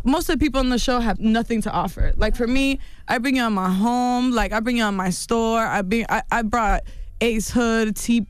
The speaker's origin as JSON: {"language": "English", "country": "Mexico", "said": "See, in our culture, like, I'm from Mexico."}